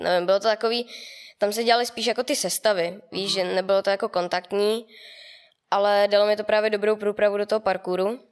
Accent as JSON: {"language": "Czech", "area": "near Mělník", "region": "Central Bohemian Region", "country": "Czechia", "said": "od Mělníka, dvacet kilometrů od Mělníka už jenom"}